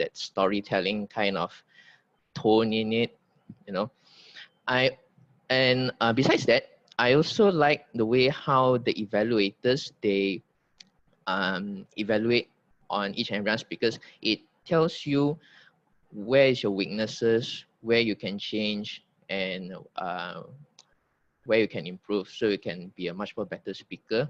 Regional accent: Negeri Sembilan, Malaysia; I'm from Negeri Sembilan.

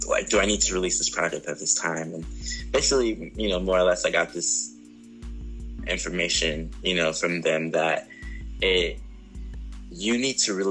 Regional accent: Ontario, California, United States; also born or lived in Los Angeles, California; I was raised in the Ontario area

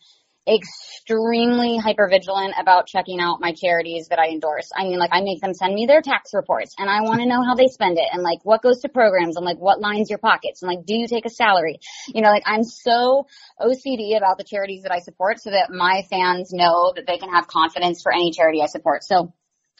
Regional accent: the South, United States; I'm from the South

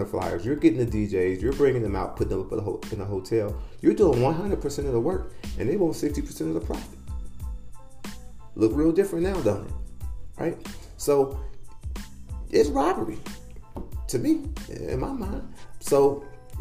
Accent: Midwest, United States; now in Phoenix, United States; I call it pop. I'm from the Midwest.

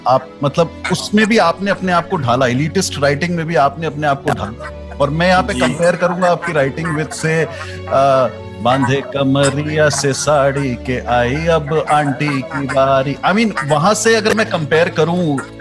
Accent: Allahabad, Uttar Pradesh, India; मैं इलाहाबाद से हूँ

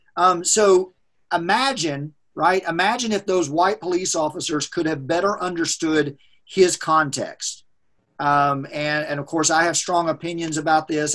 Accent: United States; as a white man growing up in America

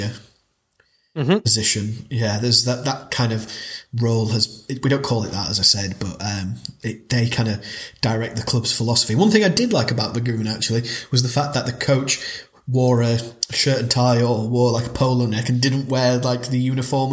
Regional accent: Ireland; I was born in Ireland. I'm an Ireland fan.

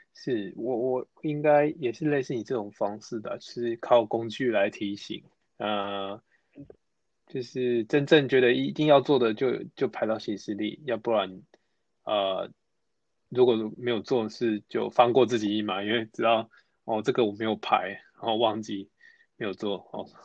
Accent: Taichung, Taiwan; now in Taipei, Taiwan; 我台中人，目前在台北

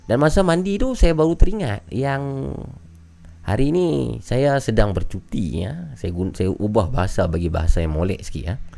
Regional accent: Putatan, Sabah, Malaysia; Saya berasal daripada Putatan Sabah.

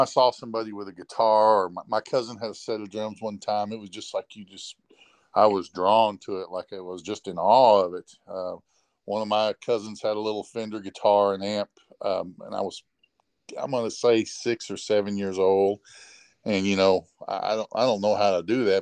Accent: Rantoul, Illinois, United States; a local music store where I grew up in Ransville, Illinois

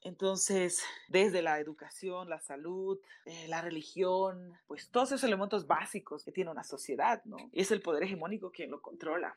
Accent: Bolivia; dentro del activismo en mi país, Bolivia

